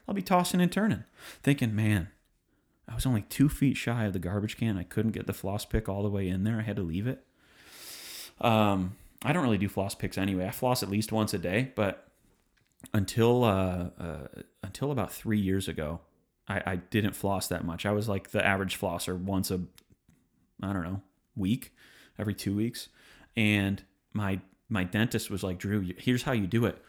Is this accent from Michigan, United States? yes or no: yes; Detroit, Michigan, United States; now in Nashville, United States; I come from Detroit, Michigan, the Motor City